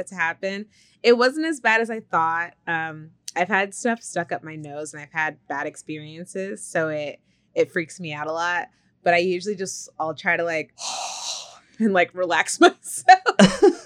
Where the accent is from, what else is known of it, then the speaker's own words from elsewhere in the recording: Stockton, California, United States; I grew up in Stockton